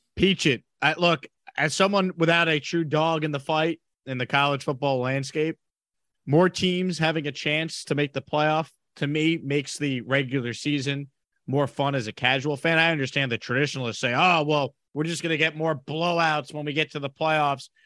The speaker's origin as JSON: {"language": "English", "area": "Long Island", "region": "New York", "country": "United States", "tie": "born or raised there", "moved": "as an adult", "lives_now": "Houston, United States", "said": "I grew up on Long Island"}